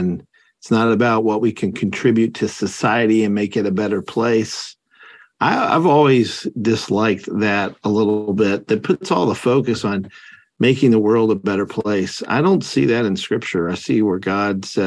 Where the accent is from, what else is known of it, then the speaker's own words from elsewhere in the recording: Kentucky, United States; Kentucky, my home state